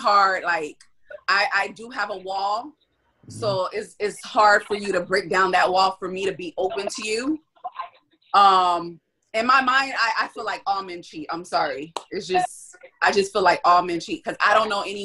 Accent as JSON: {"language": "English", "town": "Miami", "region": "Florida", "country": "United States", "said": "I'm from Miami"}